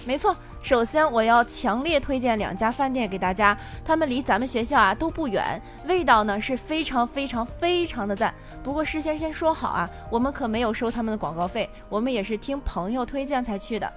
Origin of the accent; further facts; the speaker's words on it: Tai'an, Shandong, China; moved away as an adult; now in Wuhan, China; 我的家乡在山东省泰安市泰山区